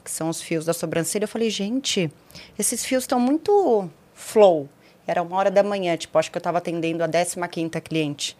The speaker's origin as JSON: {"language": "Portuguese", "town": "Osasco", "region": "São Paulo", "country": "Brazil", "tie": "born or raised there", "also_born_or_lived": "São José do Rio Preto", "said": "Eu nasci em São Paulo, cresci em Osasco."}